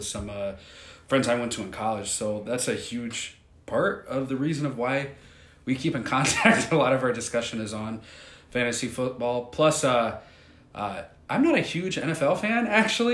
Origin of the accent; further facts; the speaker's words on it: North Carolina, United States; I'm from North Carolina